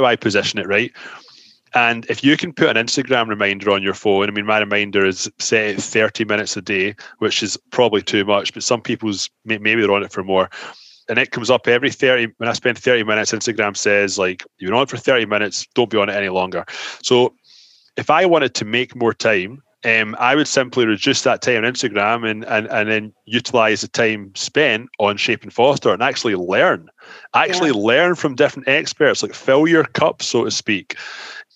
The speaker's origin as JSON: {"language": "English", "town": "Glasgow", "region": "Scotland", "country": "United Kingdom", "tie": "born or raised there", "moved": "as an adult", "lives_now": "Toronto, Canada", "said": "I was born in Glasgow. My accent is not going anywhere. I've lived in Toronto, Canada now for 14 years"}